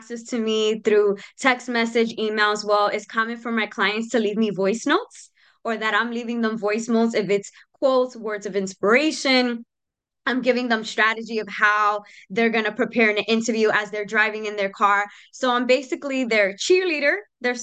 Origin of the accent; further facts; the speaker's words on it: New York City, New York, United States; moved away as an adult; also born or lived in Capital Region, New York; I grew up in the South Bronx, 174th Street